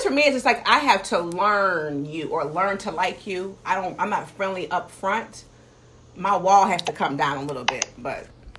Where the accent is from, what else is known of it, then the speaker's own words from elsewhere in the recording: Ohio, United States; moved away as an adult; I'm from Ohio, so I've been here 14 years, and I'm still learning the mannerisms.